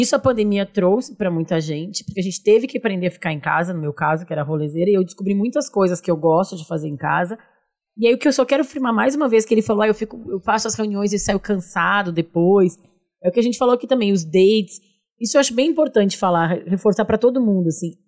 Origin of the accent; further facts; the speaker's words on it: São Leopoldo, Rio Grande do Sul, Brazil; now in São Paulo, Brazil; eu sou de São Leopoldo também